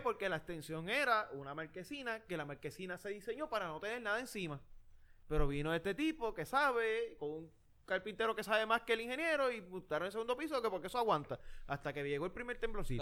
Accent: Yauco, Puerto Rico; moved away; Me, crié ahí toda la vida

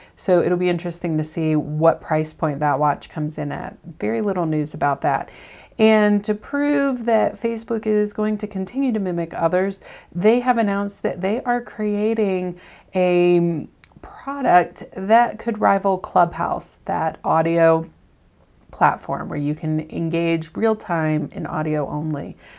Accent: the South, United States; I'm from the South

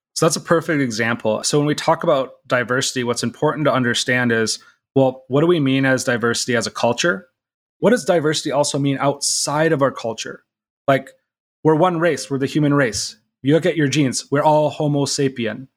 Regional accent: Minnesota, United States; I'm from Minnesota

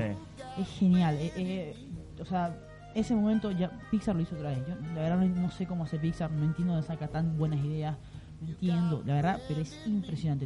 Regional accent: Venezuela; Yo soy venezolano, no tengo nada que ver con Argentina

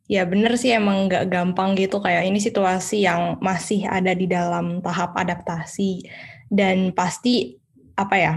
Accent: Medan, North Sumatra, Indonesia; pastilah orang saya orang Medan kan.

